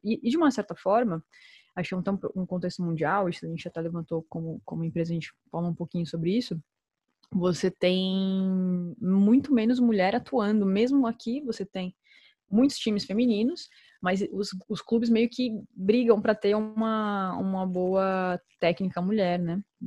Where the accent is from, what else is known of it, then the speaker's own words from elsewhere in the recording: Brazil; moved away; como brasileira, né, que viveu isso